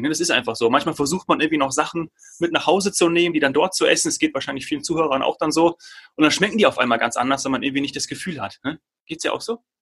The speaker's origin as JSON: {"language": "German", "country": "Germany", "said": "hier bei uns in Deutschland"}